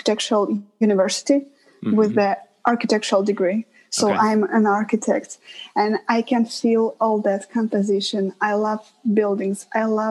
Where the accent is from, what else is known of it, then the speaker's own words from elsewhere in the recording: Russia; moved away as an adult; also born or lived in Winnipeg, Canada; now in Toronto, Canada; my hometown is right on the border with Ukraine